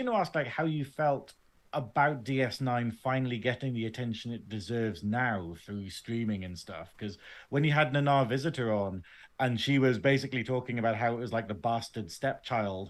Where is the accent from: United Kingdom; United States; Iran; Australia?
United Kingdom; England; I am English though